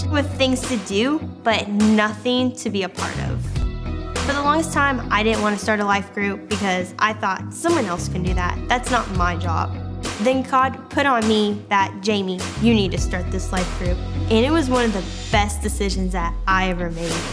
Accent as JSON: {"language": "English", "town": "Nashville", "region": "Tennessee", "country": "United States", "said": "I'm from the Nashville area"}